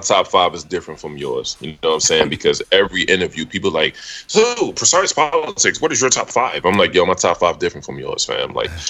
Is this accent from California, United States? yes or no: no; New York City, New York, United States; just because I'm from Brooklyn